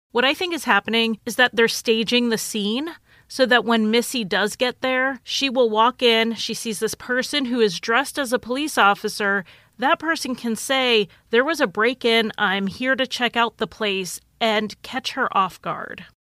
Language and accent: English; Connecticut, United States; moved away as an adult; also born or lived in Idaho; I grew up in Connecticut